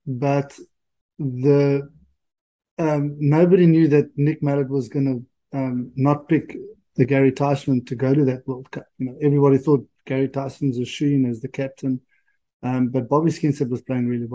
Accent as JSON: {"language": "English", "town": "Paarl", "region": "Western Cape", "country": "South Africa", "tie": "born or raised there", "also_born_or_lived": "Lusaka, Zambia", "said": "I went to Paul Boys High"}